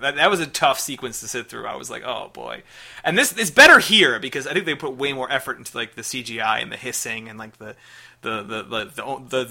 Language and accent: English; Chicago, Illinois, United States; I am from Chicago